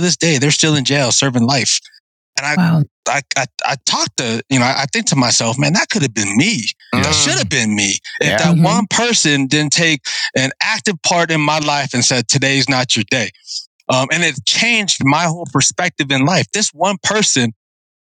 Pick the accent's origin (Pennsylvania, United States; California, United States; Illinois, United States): California, United States; San Diego; also born or lived in Guam; I was born in Guam, considered a Chamorro, but then I left to San Diego, and I don't remember much about Guam except that I was born there. But I did most of my time in National City, Paradise Hills, Southeast San Diego